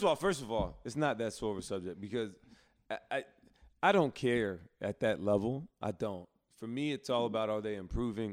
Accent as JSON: {"language": "English", "region": "Alabama", "country": "United States", "tie": "born or raised there", "moved": "yes", "lives_now": "Charlotte, United States", "said": "my hometown"}